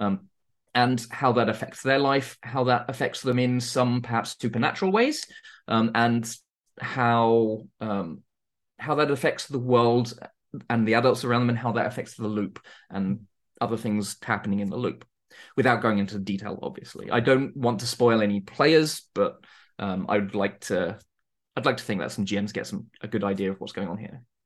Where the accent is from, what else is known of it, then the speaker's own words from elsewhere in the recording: Surrey, South East England, United Kingdom; I'm from the U K. I grew up in Surrey, which isn't, isn't Norfolk.